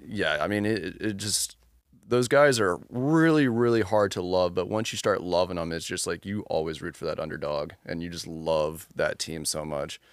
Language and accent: English; Charlottesville, Virginia, United States; now in Richmond, United States; growing up in Charlottesville